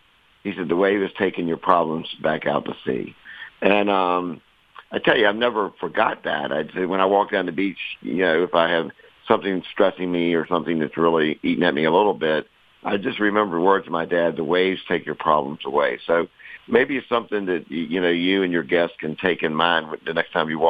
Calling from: Kill Devil Hills, North Carolina, United States; I'm in the Outer Banks of North Carolina, where I live in a little town called Kildouble Hills, and I live about a block from the Atlantic

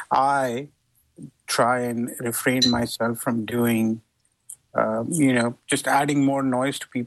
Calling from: California, United States; from People's Republic of California.

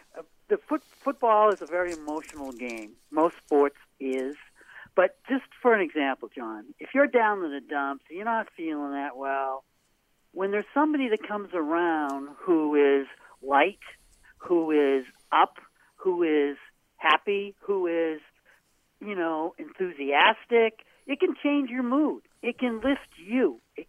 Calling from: Portland, Maine, United States; It's … from Portland.

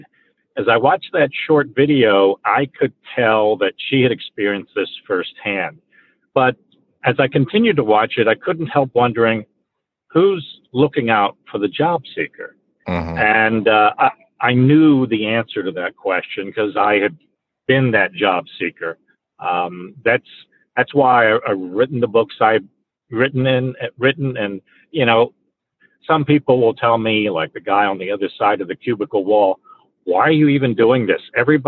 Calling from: Tampa, Florida, United States; I am calling in from the Tampa Bay area, and the outside temperature is 104 degrees

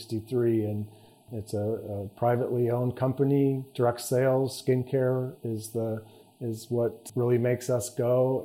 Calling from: Dallas, Texas, United States; and I come to you today from Dallas, Texas.

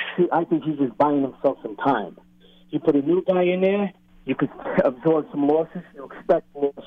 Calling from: Staten Island, New York, United States; I'm calling from Staten Island.

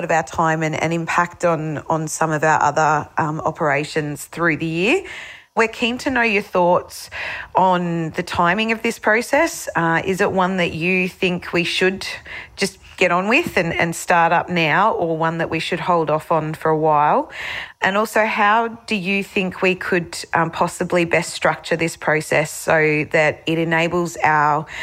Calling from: Melbourne, Victoria, Australia; G'day, Adam. … from Melbourne, enjoying your show.

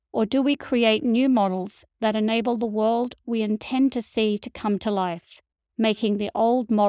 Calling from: Montreal, Quebec, Canada; in Montreal, Canada

